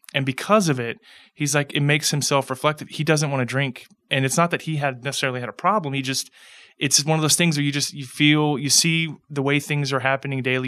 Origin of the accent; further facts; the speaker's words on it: Pasadena, Texas, United States; I grew up in Pasadena